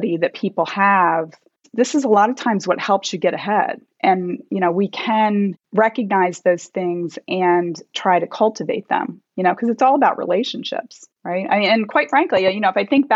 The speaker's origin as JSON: {"language": "English", "region": "Delaware", "country": "United States", "tie": "born or raised there", "also_born_or_lived": "Virginia / North Carolina", "moved": "as an adult", "lives_now": "Chicago, United States", "said": "I grew up in Delaware"}